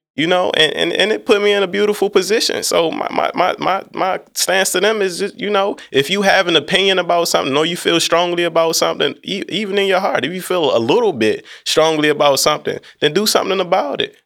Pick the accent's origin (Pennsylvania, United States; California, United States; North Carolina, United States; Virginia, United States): Virginia, United States; Alexandria; I'm from Alexandria, Virginia.